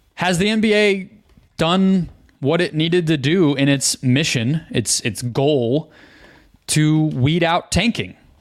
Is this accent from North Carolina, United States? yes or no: no; Phoenix, Arizona, United States; growing up in Phoenix